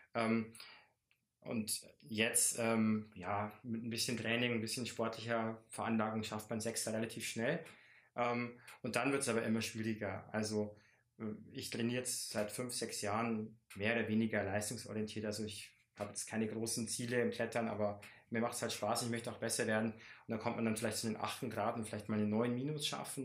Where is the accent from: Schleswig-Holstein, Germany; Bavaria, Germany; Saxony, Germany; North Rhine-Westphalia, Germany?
Bavaria, Germany; Bavarian Forest, Germany; bei uns im Bayerischen Wald